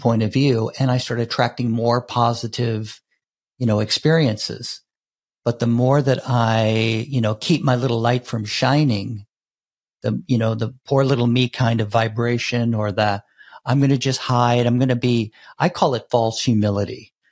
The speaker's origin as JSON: {"language": "English", "country": "United States", "tie": "born or raised there", "said": "growing up in the United States"}